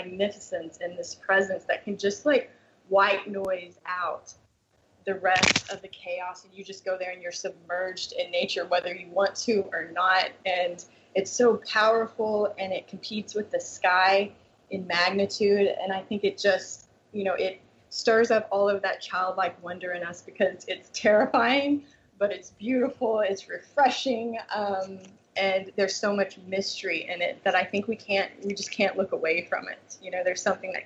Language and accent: English; Texas Panhandle, United States; now in San Diego, United States; I'm actually from the Panhandle